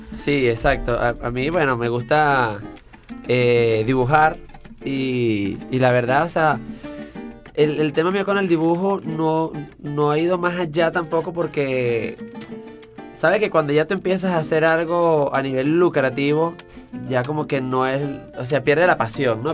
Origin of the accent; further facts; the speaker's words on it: Venezuela; nosotros como venezolanos